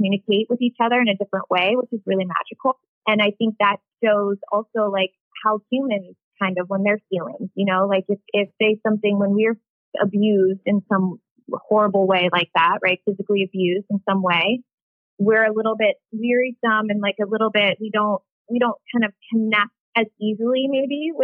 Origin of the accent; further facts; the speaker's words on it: Ohio, United States; I'm from Ohio